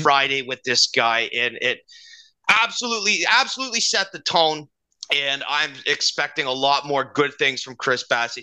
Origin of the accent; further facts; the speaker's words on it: Canada; as Canadian kids